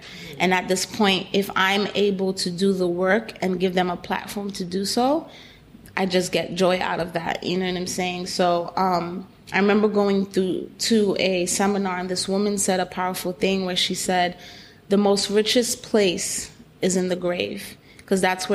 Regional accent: New York City, New York, United States; I do come from a Haitian background, born and raised in Brooklyn

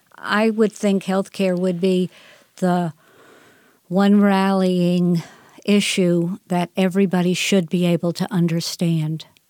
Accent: Northeast, United States; I grew up in the Northeast

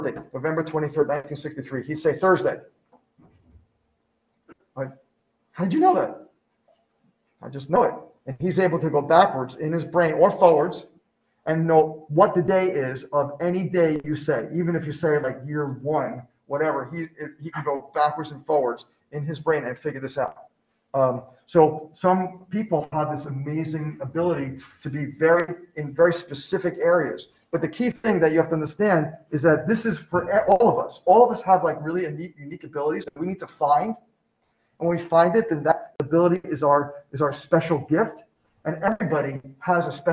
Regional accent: New York, United States; I'm from New York

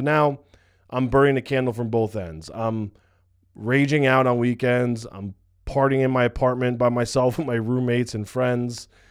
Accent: United States; I'm from New York, New Jersey

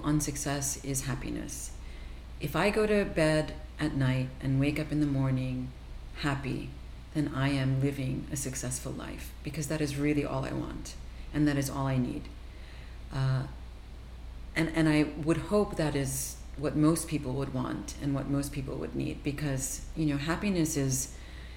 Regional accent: New Jersey, United States; I grew up in New Jersey

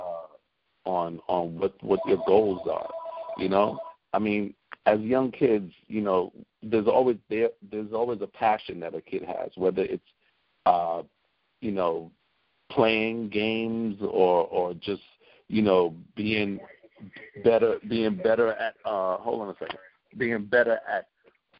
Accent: New York City, New York, United States; We are from East Flatbush, Brooklyn. Busta's born in Brooklyn, so am

